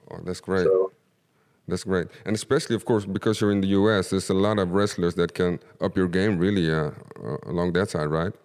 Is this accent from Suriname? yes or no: yes; Suriname; I'm from Suriname.